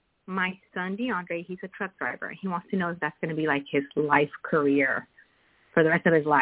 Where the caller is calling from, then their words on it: Arizona, United States; calling from Arizona.